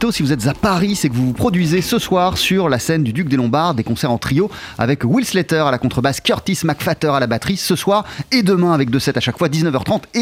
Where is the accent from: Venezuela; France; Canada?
Venezuela; French is a second language; je suis né, j'ai grandi au Venezuela.